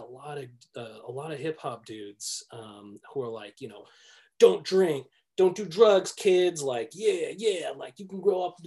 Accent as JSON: {"language": "English", "town": "Minneapolis", "region": "Minnesota", "country": "United States", "tie": "born or raised there", "said": "I grew up in the Twin Cities a lot. In my whole life, like, I had never really gone further than like South Dakota, North Dakota, Minnesota, Wisconsin"}